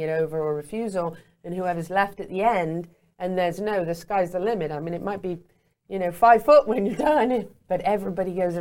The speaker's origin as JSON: {"language": "English", "town": "Meriden", "region": "West Midlands", "country": "United Kingdom", "tie": "born or raised there", "said": "growing up in England, in Meriden at Walsh Hall, we had an apple orchard"}